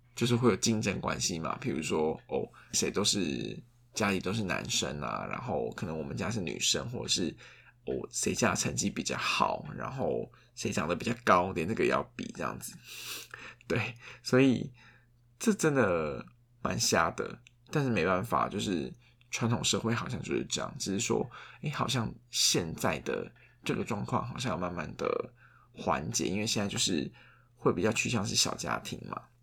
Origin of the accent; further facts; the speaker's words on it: southern Taiwan, Taiwan; now in Taipei, Taiwan; 因为像我们就是住台北嘛，那像我老家就是在南部